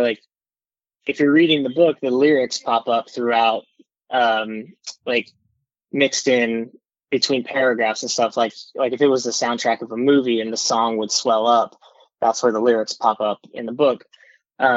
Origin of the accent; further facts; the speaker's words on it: South Texas, United States; moved away as an adult; also born or lived in Los Angeles / Nashville / Corpus Christi; now in New York, United States; I grew up in South Texas where I didn't have a scene